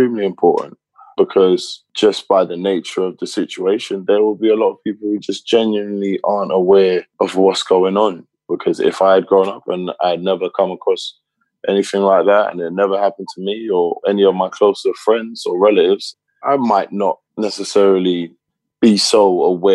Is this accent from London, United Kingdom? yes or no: yes; London, United Kingdom; moved away; also born or lived in United States; I grew up in Tottenham. And just growing up in London.